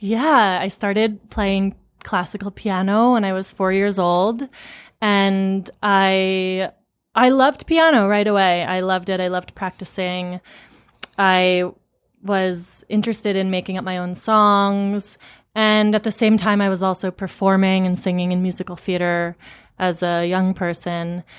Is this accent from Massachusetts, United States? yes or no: yes; Amherst, Massachusetts, United States; I grew up in Amherst, Massachusetts